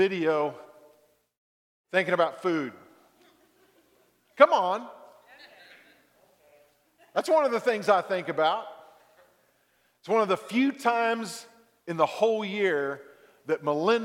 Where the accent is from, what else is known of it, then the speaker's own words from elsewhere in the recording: Dallas, Texas, United States; I grew up in Texas, Dallas-Fort Worth